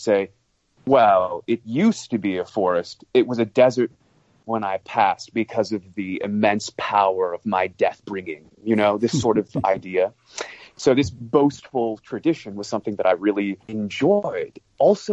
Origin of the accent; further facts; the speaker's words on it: United States; I'm an American, brought up on a system of English that is heavily influenced by stage English